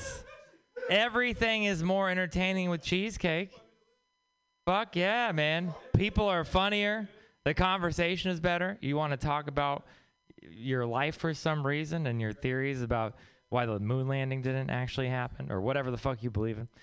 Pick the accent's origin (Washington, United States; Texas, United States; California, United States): Texas, United States; moved away; I'm from Texas.